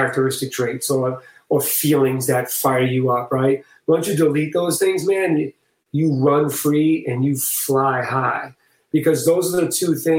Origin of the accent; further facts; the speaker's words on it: Boston, Massachusetts, United States; I'm from Boston, man, so I'm very matter of fact and to the point